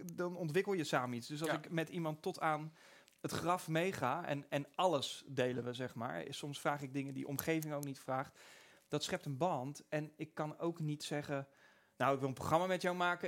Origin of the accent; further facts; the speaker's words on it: Pijnakker, South Holland, Netherlands; ik kom uit Pijnakker